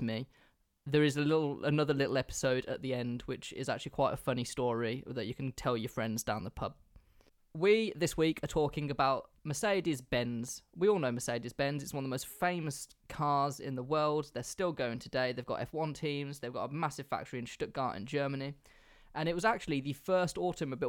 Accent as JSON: {"language": "English", "region": "England", "country": "United Kingdom", "said": "I'm English"}